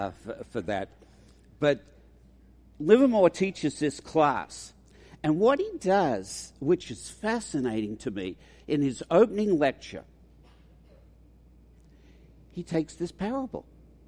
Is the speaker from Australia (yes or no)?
yes; Australia; accent: mongrel accent; moved away as an adult; now in United States; It's a mongrel accent. I'm an Australian, but I've lived here for 40 years.